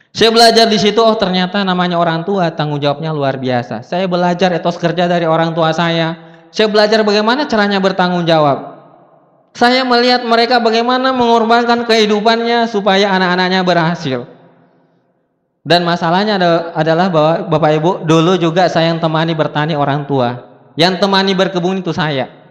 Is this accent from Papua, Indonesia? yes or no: no; South Sulawesi, Indonesia; Saya bukan orang Medan, saya orang Bugis dari Sulawesi Selatan.